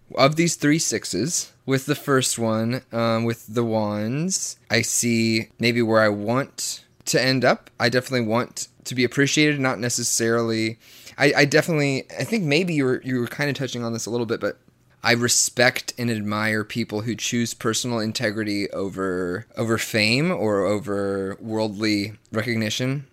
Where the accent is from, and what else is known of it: the Bible Belt, Southern United States, United States; born or raised there